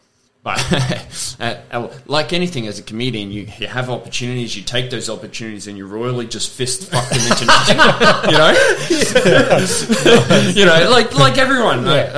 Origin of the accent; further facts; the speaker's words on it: Cairns, Queensland, Australia; Yeah, up from Cairns.